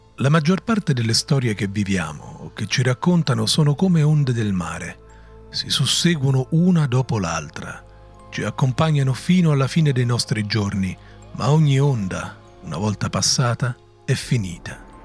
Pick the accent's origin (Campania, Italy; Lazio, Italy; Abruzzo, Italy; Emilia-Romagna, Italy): Lazio, Italy; area near Rome; Per chi non è delle mie parti fare sega significa marinare la scuola